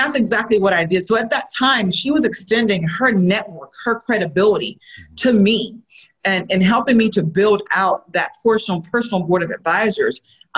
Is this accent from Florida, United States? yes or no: yes; Florida, United States; moved away as an adult; also born or lived in West Coast; now in Seattle, United States; I'm a native Floridian, so born and raised in Florida, and I've been on the West Coast for about 12 years